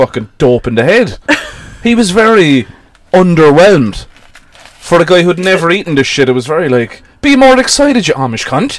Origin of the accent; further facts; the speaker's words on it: Bandon, Munster, Ireland; I was born in Bandon.